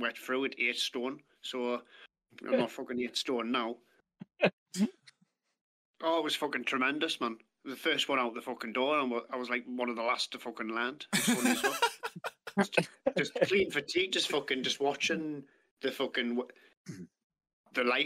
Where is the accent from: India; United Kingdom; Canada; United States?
United Kingdom; Ashington, North East England; also born or lived in Lynemouth / Bedlington; growing up in Asherton, Northumberland, moved to a few different places